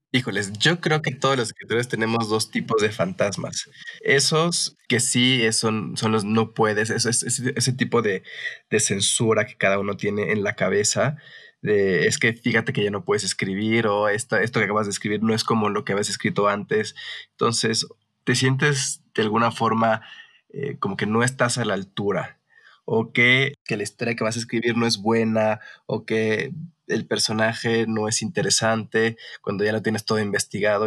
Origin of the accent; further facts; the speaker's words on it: Mexico; como mexicanos